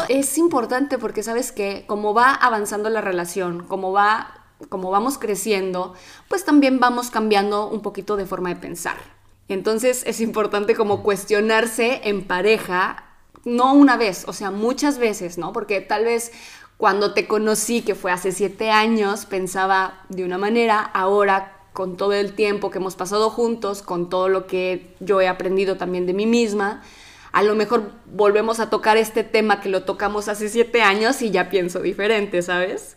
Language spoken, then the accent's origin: Spanish; Mexico; moved away as an adult; now in Italy; soy mexicana y ya tengo cuatro años viviendo en Italia.